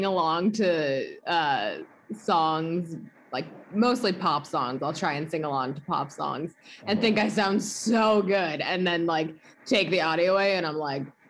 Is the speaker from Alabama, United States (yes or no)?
no; Boston, Massachusetts, United States; I lived in Boston. That's where I grew